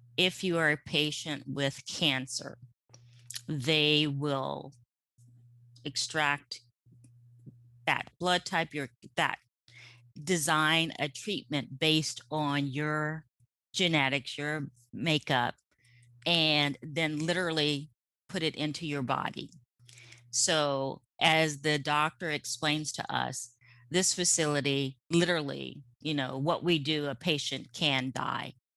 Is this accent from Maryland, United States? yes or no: yes; suburban Maryland, United States; moved away as an adult; now in California, United States; we, um, grew up in, um, suburban Maryland